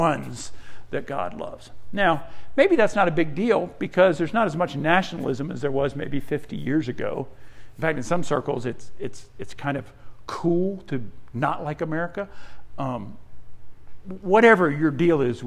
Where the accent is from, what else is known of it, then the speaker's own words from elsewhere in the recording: Australia; also born or lived in Netherlands (ancestry); now in United States; I was born in Australia, came to the U.S. in 1973